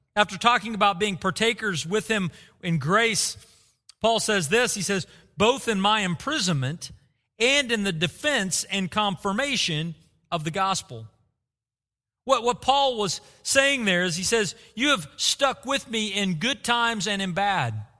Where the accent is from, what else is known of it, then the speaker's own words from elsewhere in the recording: Bartlesville, Oklahoma, United States; Growing up in Bartlesville, Oklahoma